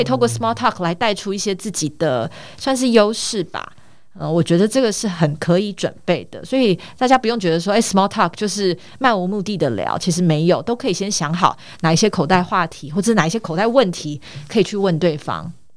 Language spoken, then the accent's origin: Chinese; Taitung, Taitung County, Taiwan; moved away as an adult; also born or lived in United States / Taipei; 我从小到大都在台东长大。 那从，呃，大概应该说我十八岁才上台北来念大学。 但是，呃，在台东的成长的过程当中，其实有几年的时间，因为我父亲的关系， 所以我们一家有到美国去生活了四年。因为我爸爸那个时候去念博士班